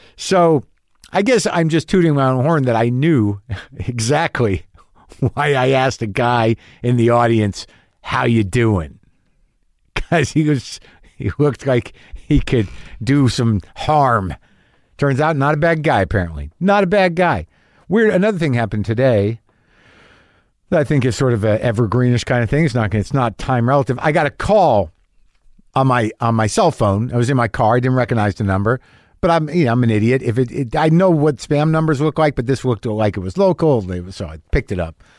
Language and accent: English; New Mexico, United States; I grew up in New Mexico